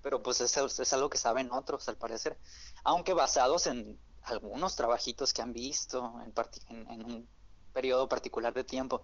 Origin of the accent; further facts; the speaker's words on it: Hermosillo, Sonora, Mexico; yo soy de Hermosillo, Sonora